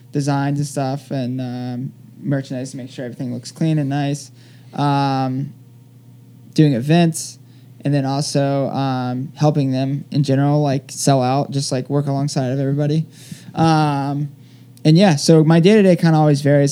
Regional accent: Palm Bay, Florida, United States; accent: southern drawl; also born or lived in Colorado; now in New York, United States; my hometown marathon, which is Space Coast Marathon

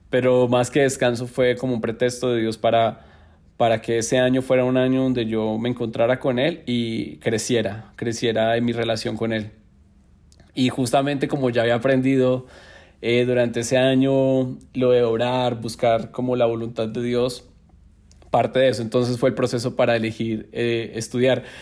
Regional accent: Neiva, Huila, Colombia; born or raised there; moved away as an adult; now in Bogotá, Colombia

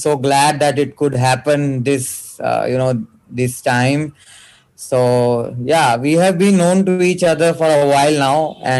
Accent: Delhi, India; moved away as an adult; now in Taiwan; Even I come from India

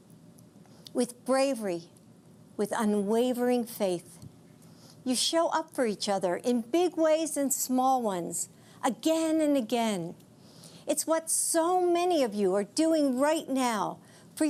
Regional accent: United States; as an American

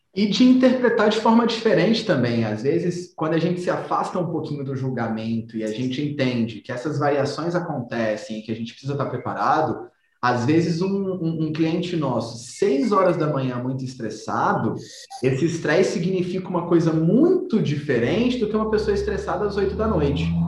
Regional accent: Brasília, Federal District, Brazil; nós somos aqui de Brasília, então a gente conhece os lugares

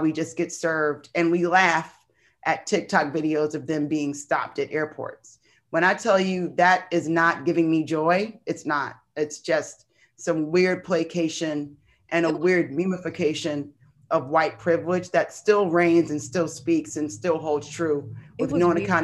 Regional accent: Michigan, United States; I grew up in Michigan

